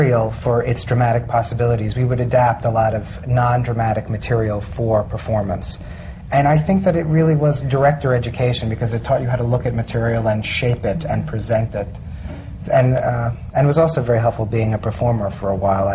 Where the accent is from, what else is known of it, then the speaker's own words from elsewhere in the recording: New York City, New York, United States; also born or lived in Chicago; I actually grew up here. I grew up in Brighton Beach in Brooklyn